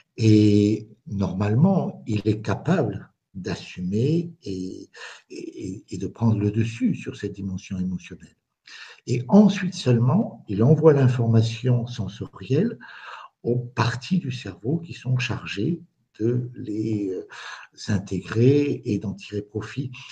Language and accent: French; France; moved away as an adult; also born or lived in Spain; now in Bazas, France